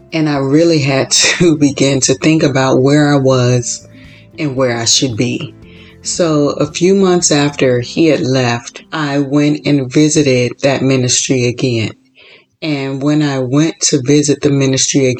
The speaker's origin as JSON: {"language": "English", "region": "Florida", "country": "United States", "tie": "born or raised there", "also_born_or_lived": "Chicago", "moved": "yes", "lives_now": "California, United States", "said": "I was born and raised in Florida, lived in Chicago, and moved to California."}